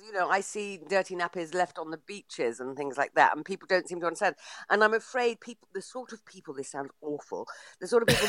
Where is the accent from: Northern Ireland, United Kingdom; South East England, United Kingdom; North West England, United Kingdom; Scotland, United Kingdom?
South East England, United Kingdom; Bletchley; my hometown of Bletchley